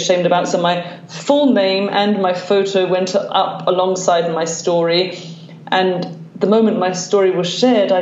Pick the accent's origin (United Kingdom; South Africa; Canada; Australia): United Kingdom; London; now in Glasgow, United Kingdom; I am a Londoner, but I live in Glasgow, Scotland.